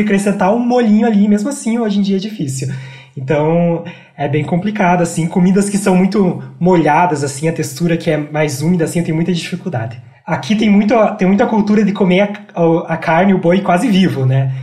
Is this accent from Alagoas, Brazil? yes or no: no; Porto União, Santa Catarina, Brazil; accent: interior Paraná; moved away as an adult; now in Curitiba, Brazil; Eu nasci numa cidade bem pequena de Santa Catarina chamada Porto União, que fica na divisa com o Paraná